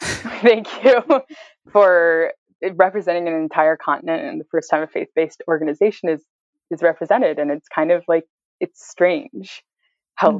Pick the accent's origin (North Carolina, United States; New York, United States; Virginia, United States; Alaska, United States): New York, United States; Buffalo; I grew up in Buffalo, which is totally disgusting